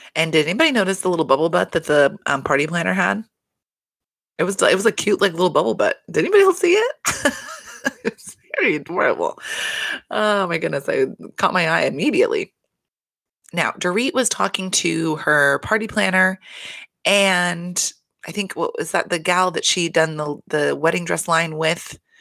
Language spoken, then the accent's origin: English; California, United States; moved away; I am from California. I have family that still lives in California